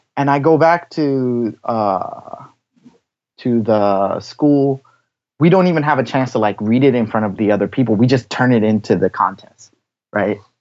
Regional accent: Washington, District of Columbia, United States; moved away as an adult; now in Tokyo, Japan; I grew up in Washington, D.C.

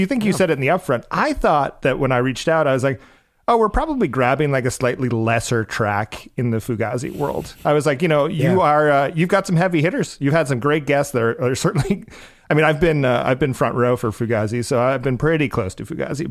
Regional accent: Cape Cod, Massachusetts, United States; We grew up on on Cape Cod, um, Massachusetts

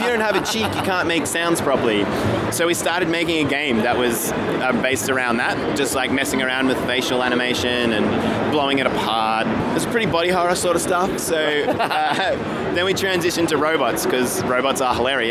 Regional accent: Australia; also born or lived in Brisbane, Queensland; We're from Australia. We actually live in Brisbane, in sunny Queensland.

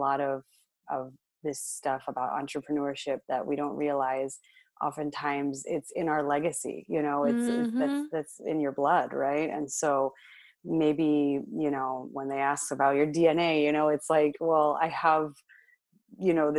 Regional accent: Los Angeles, California, United States; I grew up in L.A.

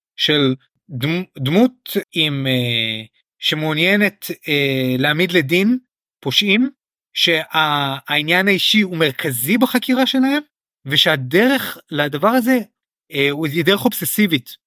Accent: Israel; החוויה שלנו כישראלים

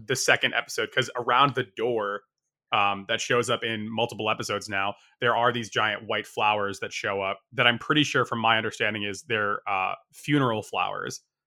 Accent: Northeast, United States; moved away as an adult; also born or lived in Japan; I, I grew up in the Northeast, like, i, in the U S

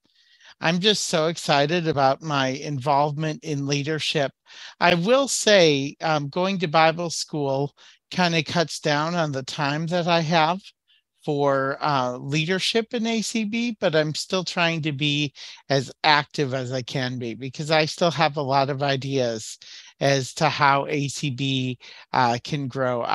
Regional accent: Waukesha, Wisconsin, United States; I'm from Waukesha, Wisconsin

